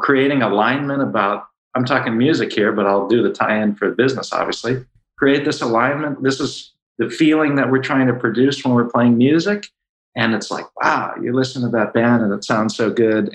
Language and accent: English; Baltimore, Maryland, United States; I'm originally from Baltimore